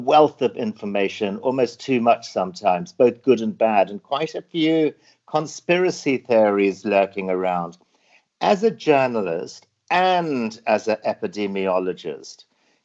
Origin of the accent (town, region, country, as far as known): Zimbabwe; born or raised there; now in Hong Kong